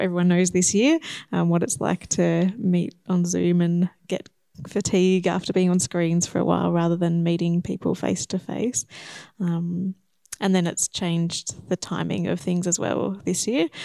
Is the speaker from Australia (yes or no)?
yes; Shepparton, Victoria, Australia; moved away as an adult; now in Horsham, Australia; I grew up in Shepparton